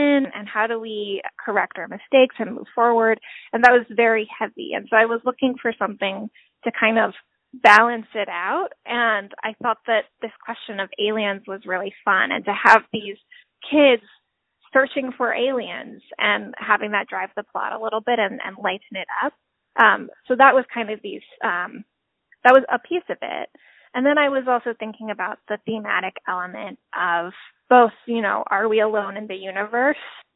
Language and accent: English; Honolulu, Hawaii, United States; moved away; I grew up in Hawaii.